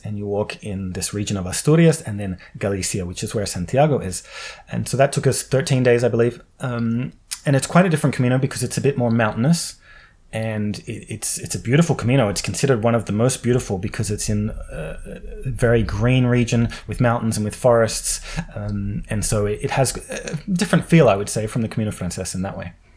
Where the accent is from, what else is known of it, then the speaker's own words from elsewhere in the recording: Australia; moved away as an adult; I come from Australia